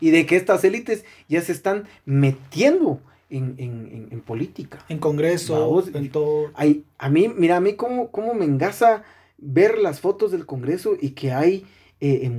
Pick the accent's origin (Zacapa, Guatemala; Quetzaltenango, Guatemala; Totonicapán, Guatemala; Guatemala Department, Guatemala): Quetzaltenango, Guatemala